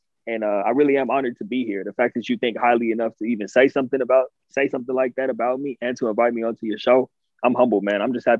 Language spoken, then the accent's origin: English; Inland Empire, California, United States; moved away; also born or lived in Pasadena, California; I'm actually from California. I grew up in the Inland Empire, the IE, which is, for those people who don't know, it's basically east of LA, east of Pasadena. I was born in Pasadena, which is east of LA, and then my family moved to the IE. So I grew up in Southern California